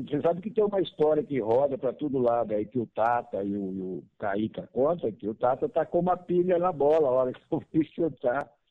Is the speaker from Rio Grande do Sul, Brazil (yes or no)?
no; Araras, São Paulo, Brazil; moro em Arara, sou de Arara